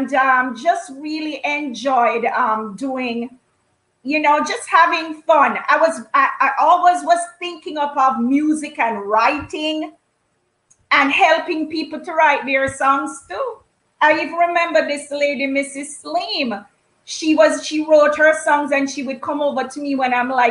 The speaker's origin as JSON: {"language": "English", "town": "Kingston", "country": "Jamaica", "tie": "born or raised there", "moved": "yes", "lives_now": "Canada", "said": "I grew up in Kingston, Jamaica"}